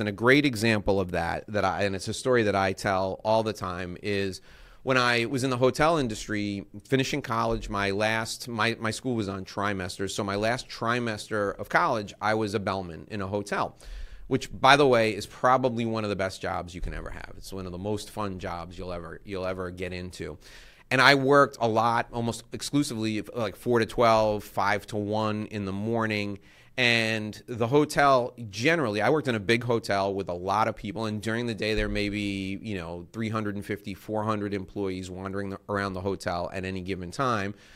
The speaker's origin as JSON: {"language": "English", "region": "New York", "country": "United States", "tie": "born or raised there", "said": "I grew up in New York my whole life"}